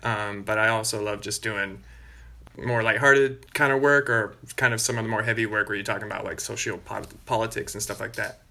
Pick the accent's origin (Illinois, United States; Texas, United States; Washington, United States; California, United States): California, United States; Bay Area; also born or lived in Australia; I grew up in the Bay Area in California